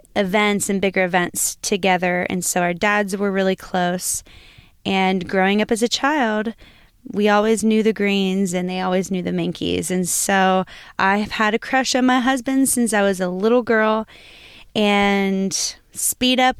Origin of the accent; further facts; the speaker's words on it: Lima, Ohio, United States; moved away; I am from, originally from Lima, Ohio